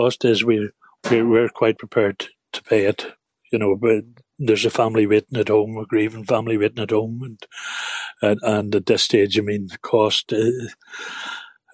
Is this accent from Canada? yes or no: no; Newry, Northern Ireland, United Kingdom; we're from Newry in County Down, and we'd be a very well-known family in Newry